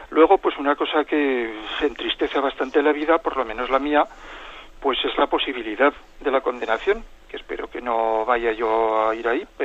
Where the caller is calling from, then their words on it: Zaragoza, Aragon, Spain; de Zaragoza.